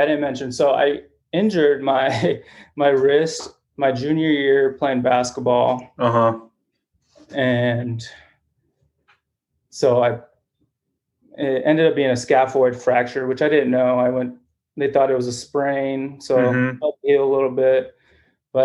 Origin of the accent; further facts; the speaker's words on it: Phoenix, Arizona, United States; also born or lived in Mexico; I grew up in Phoenix, Arizona